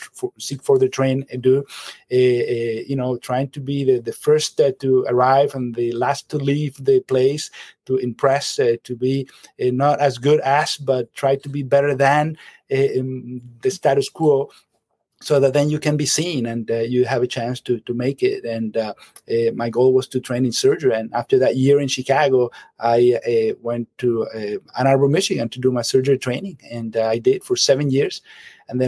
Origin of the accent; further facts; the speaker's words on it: Caracas, Capital District, Venezuela; moved away as an adult; now in United States; I am from Venezuela, from Caracas, and that's where I grew up